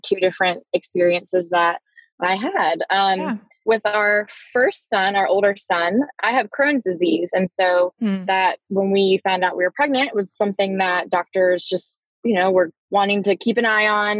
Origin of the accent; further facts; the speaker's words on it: Raleigh, North Carolina, United States; I grew up in Raleigh